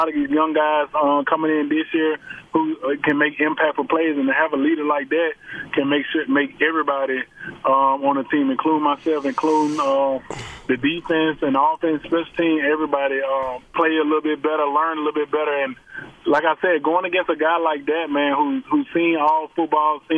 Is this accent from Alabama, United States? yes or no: yes; Alabama, United States; I'm from Alabama